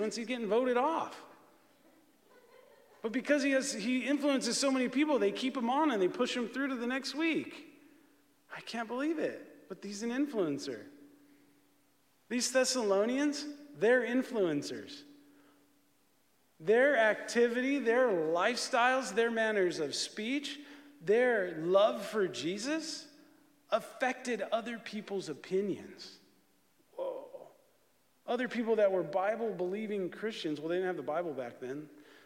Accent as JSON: {"language": "English", "town": "San Bernardino", "region": "California", "country": "United States", "tie": "born or raised there", "also_born_or_lived": "Redlands, California", "said": "I grew up in San Bernardino and in Redlands"}